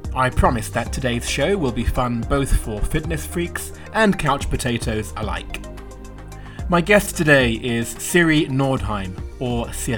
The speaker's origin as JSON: {"language": "English", "country": "United Kingdom", "said": "but as a Brit, I just can't say it that way."}